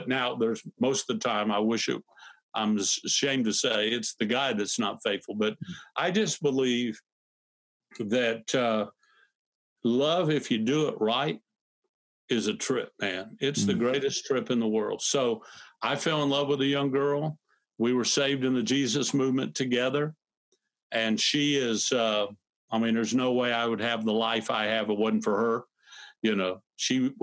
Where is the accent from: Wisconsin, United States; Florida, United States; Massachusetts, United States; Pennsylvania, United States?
Florida, United States; Fort Myers; I went back to my hometown to pastor, my hometown, Fort Myers, Florida.